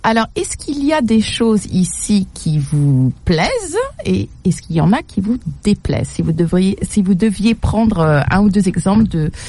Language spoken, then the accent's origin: French; Paris, Île-de-France, France; Je dis ça en tant que parisienne